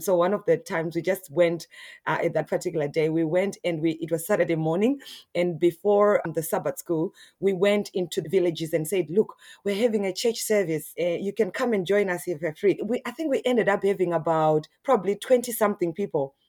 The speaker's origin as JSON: {"language": "English", "region": "Harare", "country": "Zimbabwe", "moved": "yes", "lives_now": "Australia", "said": "I'm originally from Zimbabwe. Yeah, in Harare, and, uh, yeah, and I moved in, I moved to Australia in two thousand and six."}